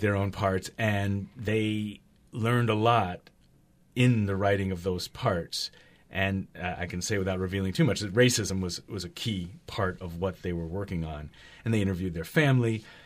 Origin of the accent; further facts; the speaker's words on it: Berkeley, California, United States; I'm from Berkeley